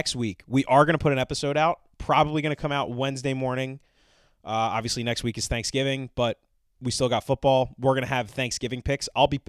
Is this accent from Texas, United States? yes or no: no; Maryland, United States; In my home state of Maryland.